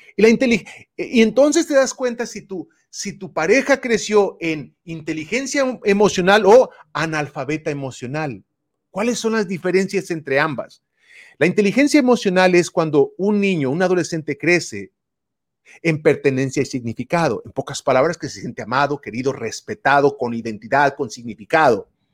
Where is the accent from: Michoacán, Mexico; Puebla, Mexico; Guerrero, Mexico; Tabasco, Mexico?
Puebla, Mexico; now in California, United States; yo soy de México, vivo aquí, radico en California, Estados Unidos, pero nací en Puebla, en un rancho